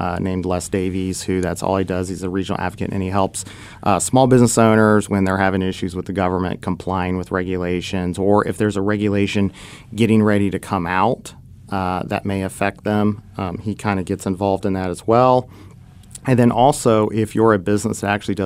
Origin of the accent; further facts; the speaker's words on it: Dayton, Ohio, United States; my hometown of Dayton, Ohio